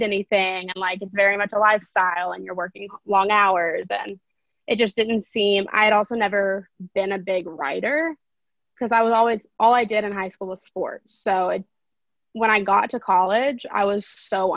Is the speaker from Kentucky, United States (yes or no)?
yes; Lexington, Kentucky, United States; I am from Lexington, Kentucky, so where UK is, and I majored in journalism at UK with a minor in business. And yeah, so I've pretty much just been in Lexington my entire life